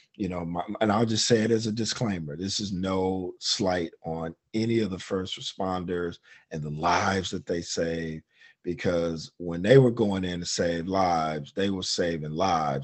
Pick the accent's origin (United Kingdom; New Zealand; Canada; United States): United States; Detroit, Michigan; moved away; I'm from Detroit